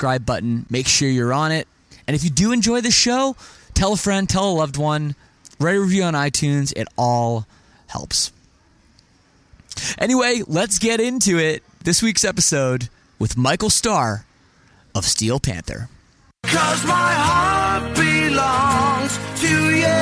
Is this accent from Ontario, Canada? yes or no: yes; Toronto, Ontario, Canada; I'm from Toronto